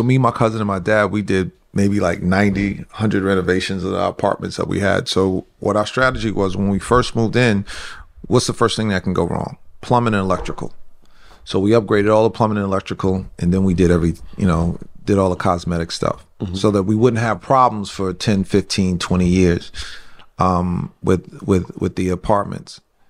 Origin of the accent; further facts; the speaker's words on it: White Plains, New York, United States; we grew up here in White Plains in a 5-family house.